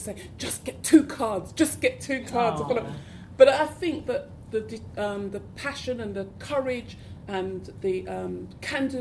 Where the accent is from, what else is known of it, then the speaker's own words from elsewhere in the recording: London, United Kingdom; I didn't speak posh enough because I was from South London